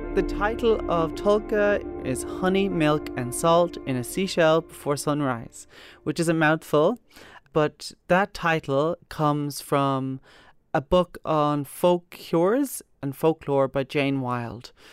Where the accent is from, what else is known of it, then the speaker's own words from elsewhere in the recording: Kilcolgan, Connacht, Ireland; I'm from Galway. I'm from a town, a little village called Kilcolgan